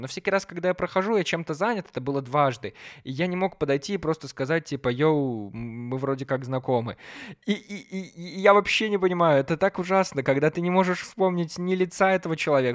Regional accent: Belarus; я гулял по городу, по своему родному городу

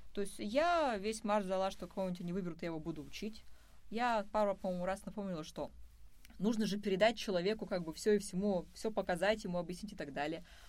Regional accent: Izhevsk, Udmurtia, Russia; moved away as an adult; now in Moscow, Russia; когда я уезжала из Ижевска

